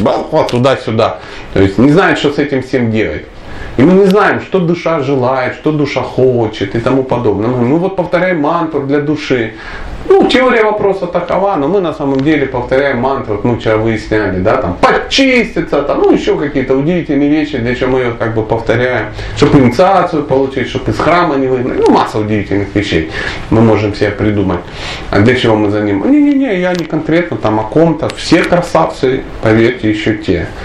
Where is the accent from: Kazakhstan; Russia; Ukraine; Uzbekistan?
Ukraine; Dnipro, Dnipropetrovsk Oblast; я вообще человек южный, скажем так, я из Днепропетровска